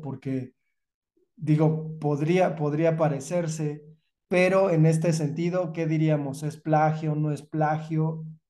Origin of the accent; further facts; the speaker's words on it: Mexico; somos los, los mexicanos